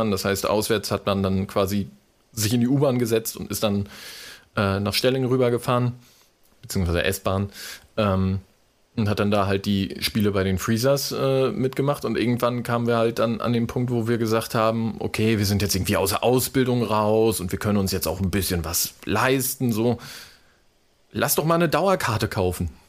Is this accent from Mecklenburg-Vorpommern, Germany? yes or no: yes; Wismar, Mecklenburg-Vorpommern, Germany; Also ich komme halt aus Wismar und klar, in den 90ern irgendwie äh, bist du halt mit Hansa Rostock irgendwie groß geworden.